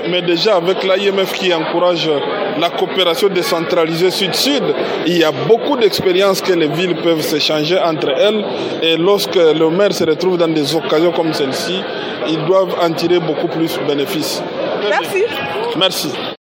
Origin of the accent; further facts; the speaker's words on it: DR Congo; je suis de la RDC, mais le bureau, il est au Rwanda